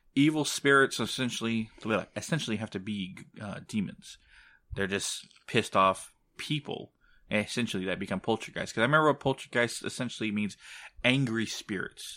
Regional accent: San Antonio, Texas, United States; my hometown of San Antonio

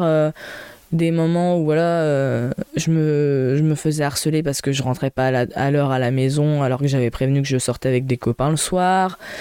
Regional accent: Troyes, Grand Est, France; moved away as an adult; also born or lived in Reims; c'est là où j'ai grandi, je connais tout le monde et tout ça. Sauf qu'en fait, ben, sincèrement, tous ceux que je connais de mon lycée, de mon collège, sont partis de trois

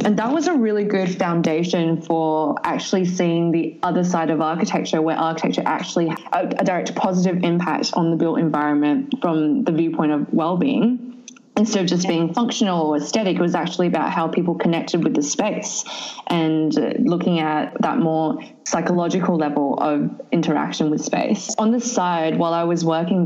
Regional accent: Sydney, New South Wales, Australia; also born or lived in southern China; I actually grew up in Western Sydney, so which is interesting because I live in inner city now

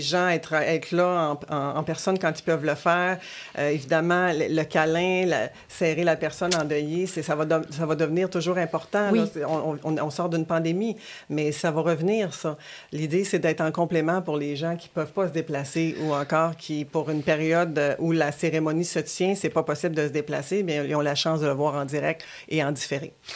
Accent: Quebec City, Quebec, Canada; also born or lived in Rimouski, Bas-Saint-Laurent; je, je, suis venue habiter à Québec avec ma famille à l'âge de 6 ans

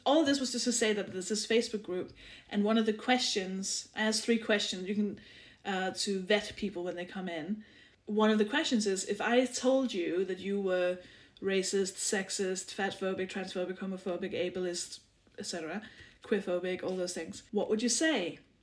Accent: Denmark; English is a second language; moved away as an adult; now in United Kingdom; I'm, I'm from Denmark. I live in the UK.

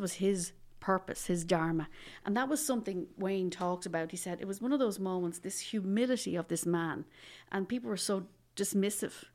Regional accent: Dublin, Leinster, Ireland; I'm from Dublin originally

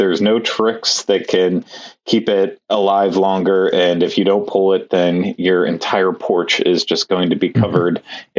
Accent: Pennsylvania, United States; now in Florida, United States; growing up in Pennsylvania where it was colder weather.

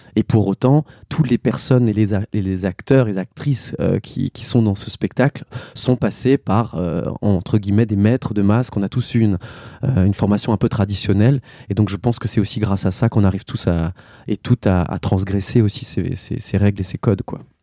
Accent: Mulhouse, Grand Est, France; là où moi je suis né. J'ai grandi en Alsace

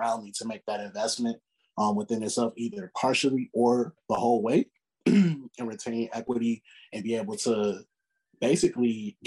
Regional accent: Chicago, Illinois, United States; growing up in Chicago

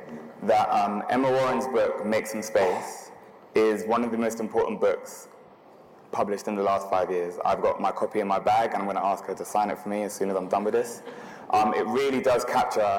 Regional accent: London, United Kingdom; growing up in London, at the time I did, in South London in particular

